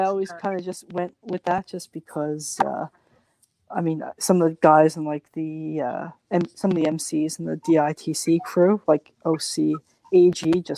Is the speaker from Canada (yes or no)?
yes; Canada; also born or lived in Halifax, Nova Scotia; I'm Canadian. I live in Halifax, Nova Scotia at the moment.